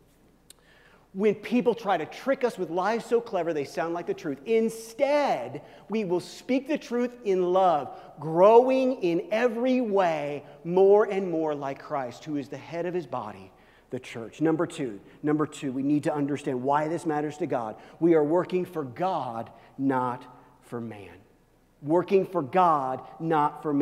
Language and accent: English; Kansas City, Missouri, United States; I grew up in Kansas City where the Royals play